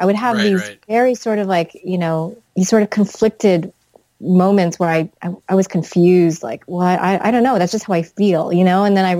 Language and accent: English; the South, United States; I grew up in the South, so I understand the Southern mentality